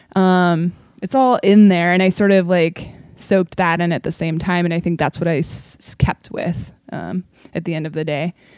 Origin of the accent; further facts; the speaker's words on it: Portland, Oregon, United States; I was, like, a kid actor for a bunch of pro theaters in Portland